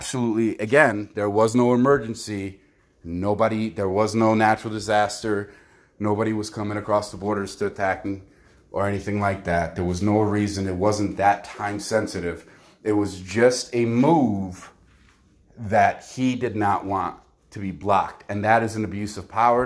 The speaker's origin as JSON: {"language": "English", "country": "United States", "said": "us as American people"}